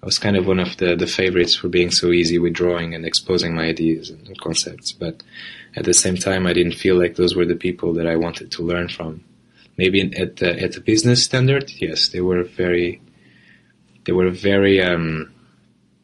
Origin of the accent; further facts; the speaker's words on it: Setúbal, Portugal; English is a second language; moved away as an adult; also born or lived in Porto, Portugal / London, United Kingdom; I moved from Portugal, from my hometown, Setúbal, to Porto when I was 17